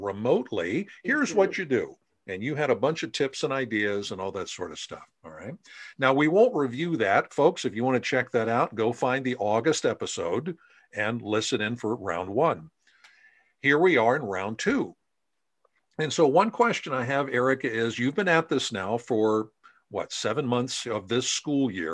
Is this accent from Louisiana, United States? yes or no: no; Central Pennsylvania, United States; I'm from Central Pennsylvania